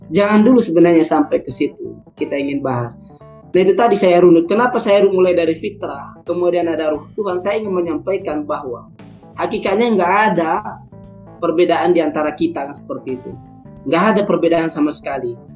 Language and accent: Indonesian; Sumatra, Indonesia; born there; saya terlahir sebagai suku Batak saya terlahir di Sumatera